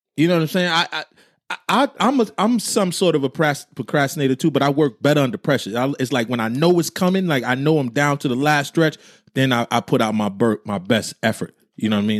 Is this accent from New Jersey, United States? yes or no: yes; New Jersey, United States; I'm from Jersey